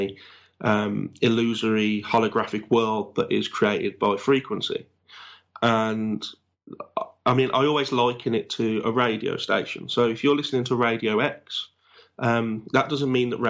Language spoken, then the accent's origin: English; Black Country, West Midlands, United Kingdom; accent: Black Country; my accent basically is known as a black country accent for the area that I'm